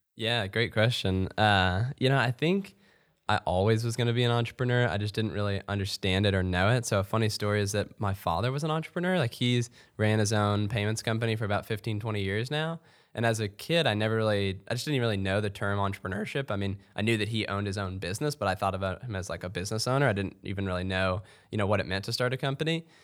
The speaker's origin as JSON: {"language": "English", "town": "Louisville", "region": "Kentucky", "country": "United States", "tie": "born or raised there", "also_born_or_lived": "Lexington, Kentucky", "said": "I'm actually, uh, born and raised in Louisville, so I'm a, I'm a homeboy"}